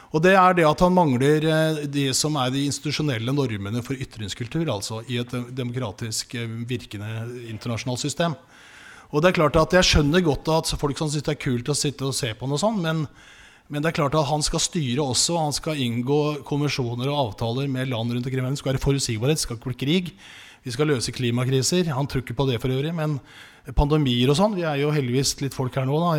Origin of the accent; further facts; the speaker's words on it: Oslo, Norway; Men jeg vokste opp på Grorud